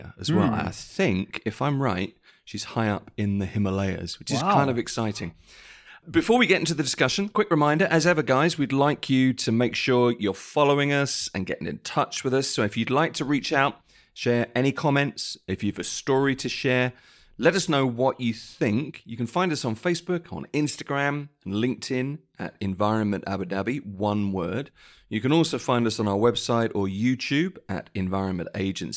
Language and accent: English; United Kingdom; when I was a child, I grew up in Britain